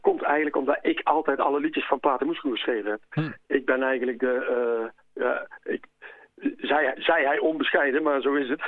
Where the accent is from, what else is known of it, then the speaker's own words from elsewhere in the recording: Uden, North Brabant, Netherlands; ik ben in Uden opgegroeid, in Ude